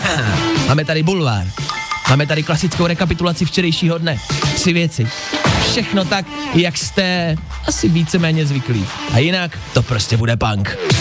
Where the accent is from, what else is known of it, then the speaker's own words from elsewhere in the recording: Plzeň, Plzeň Region, Czechia; já jsem z Plzně